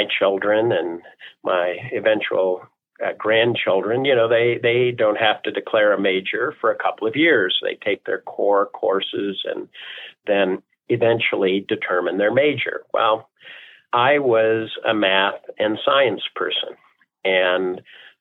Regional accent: Toledo, Ohio, United States; moved away as an adult; now in Denver, United States; I was born and raised in Toledo. I'm very, very proud of my Buckeye roots, my Midwest U.S. roots.

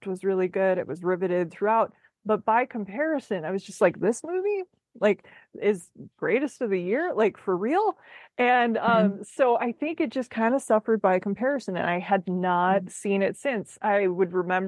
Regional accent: Midwest, United States; I am from the Midwest, and we are big people pleaser individuals who will smile through pain

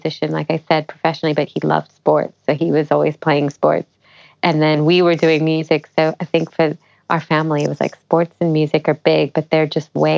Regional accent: Memphis, Tennessee, United States; moved away; I'd done Indian music at home, like kind of in my hometown, but never to a great degree because we didn't really have a really solid Indian performing arts culture in Memphis, Tennessee

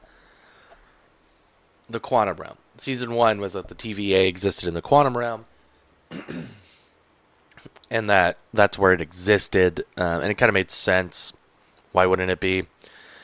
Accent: Georgia, United States; moved away; growing up in Georgia

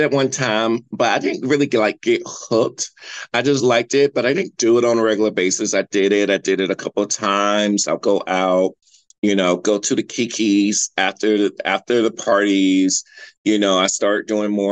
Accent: North Carolina, United States; now in Los Angeles, United States; I'm from North Carolina, and growing up in the South

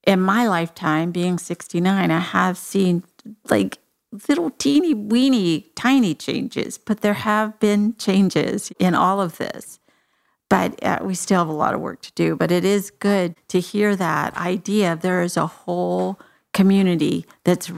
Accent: Texas, United States; I'm from Texas

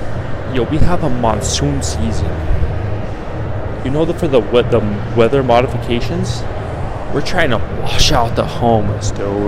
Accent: Denver, Colorado, United States; now in Las Vegas, United States; And I'm from Denver, dog.

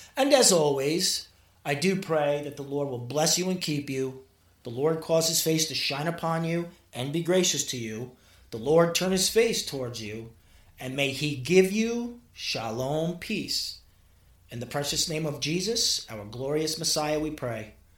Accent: New York City, New York, United States; also born or lived in Mexico; growing up in Brooklyn. And my, my, my father was Puerto Rican

